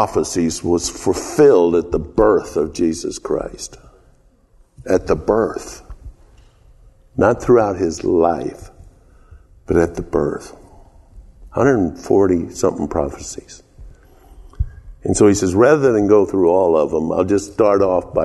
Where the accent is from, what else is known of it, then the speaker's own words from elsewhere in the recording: the South, United States; accent: southern; my southern accent